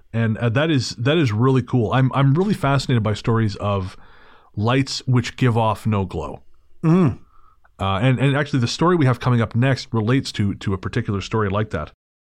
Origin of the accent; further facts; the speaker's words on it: Golden, British Columbia, Canada; I am from Golden, which is about an hour north of Radium on Highway 95, and grew up 15 minutes south of town on a farm in the mountains.